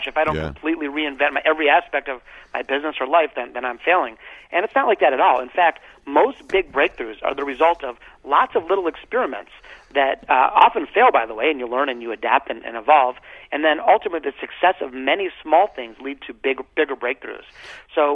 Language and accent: English; Detroit, Michigan, United States; growing up in Detroit